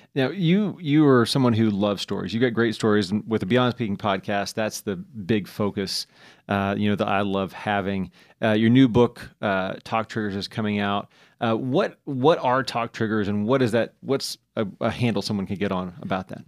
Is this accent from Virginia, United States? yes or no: no; Indiana, United States; I'm proudly Hoosier. I'm from Indiana.